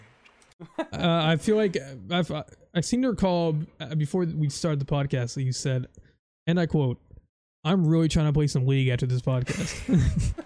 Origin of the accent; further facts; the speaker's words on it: Florida, United States; I'm from Florida